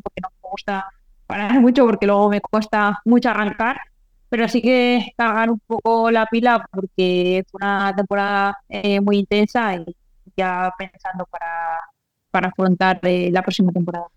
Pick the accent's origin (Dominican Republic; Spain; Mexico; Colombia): Spain; Porque somos españoles